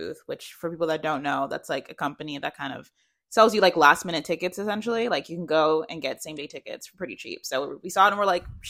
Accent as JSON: {"language": "English", "area": "Long Island", "region": "New York", "country": "United States", "said": "I'm from Long Island."}